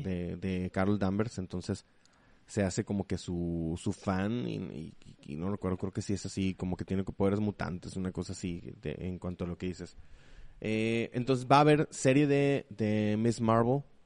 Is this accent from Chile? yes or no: no; Mexico; para nosotros como mexicanos